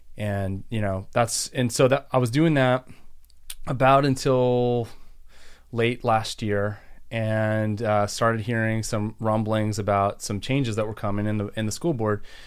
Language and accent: English; Texas, United States; also born or lived in San Antonio, Texas / Houston, Texas / Austin, Texas / Maryland; now in Montgomery County, Maryland, United States; I'm from Texas originally. Grew up, I was born in San Antonio, lived outside of Houston